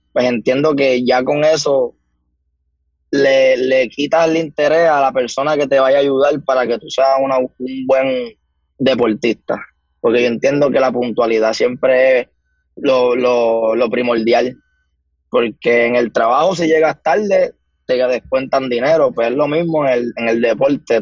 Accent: Humacao, Puerto Rico; soy nacido y criado en el pueblo de Humacao

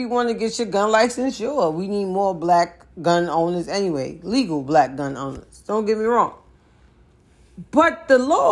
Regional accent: New York City, New York, United States; I am from the Bronx. I'm from New York

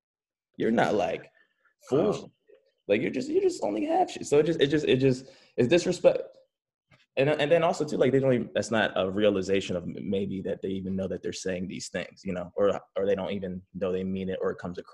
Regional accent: Philadelphia, Pennsylvania, United States; moved away as an adult; also born or lived in Cheltenham, Pennsylvania; now in Los Angeles, United States; I grew up in Philly. I lived in Allegheny first, and then I moved to Cheltenham

